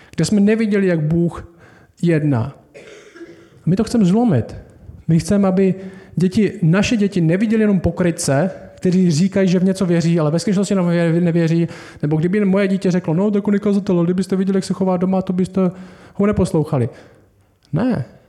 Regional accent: Czechia; My jsme Češi

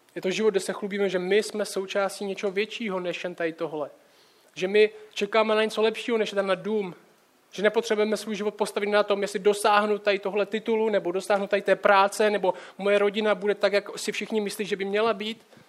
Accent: Czechia; jako Čech

